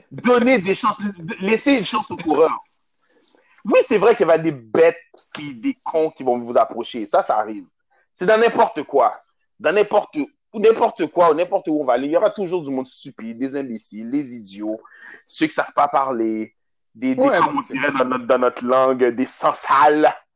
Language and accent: French; Montreal, Quebec, Canada; je viens de Montréal